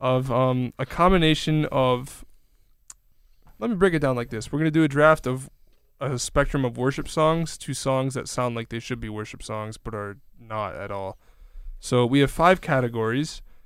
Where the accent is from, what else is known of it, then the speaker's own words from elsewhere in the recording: Kenosha, Wisconsin, United States; my hometown a few times at least, like, in, in Kenosha